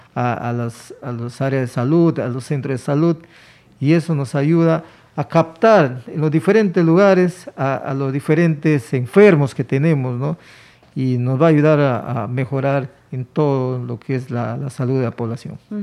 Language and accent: Spanish; Peru